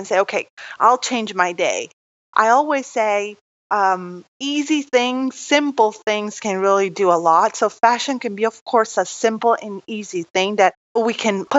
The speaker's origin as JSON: {"language": "English", "country": "Italy", "tie": "born or raised there", "moved": "yes", "said": "I'm from Italy"}